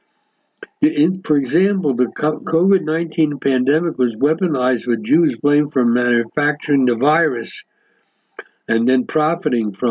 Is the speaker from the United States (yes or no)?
yes; United States; now in Israel; somebody who's born and raised in America